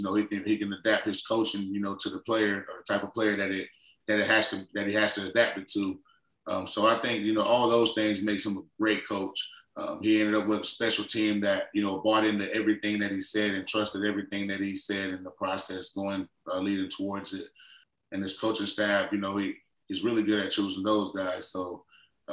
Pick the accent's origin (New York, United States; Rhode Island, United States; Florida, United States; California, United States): Florida, United States; I grew up in Florida